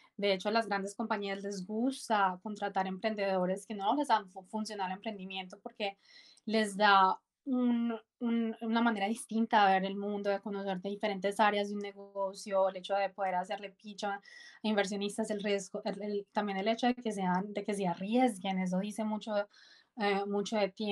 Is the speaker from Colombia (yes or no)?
yes; Medellín, Antioquia, Colombia; moved away as an adult; soy colombiana, nací en Medellín